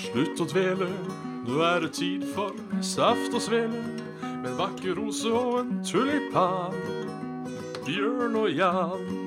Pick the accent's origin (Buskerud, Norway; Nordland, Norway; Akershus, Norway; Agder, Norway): Buskerud, Norway; Hønefoss / Ådalen; siden vi er fra Hønefoss og Ådalen